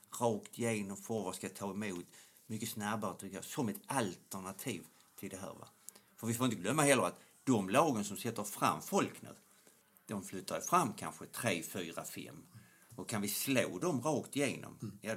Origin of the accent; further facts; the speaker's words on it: Skåne, Sweden; accent: Scanian (skånska); Jag ska försöka att göra min skånska lite mer